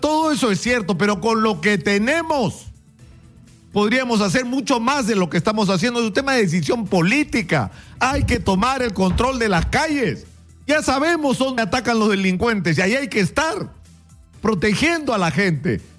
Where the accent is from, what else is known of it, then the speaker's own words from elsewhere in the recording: Peru; estamos demostrando de lo que somos capaces los peruanos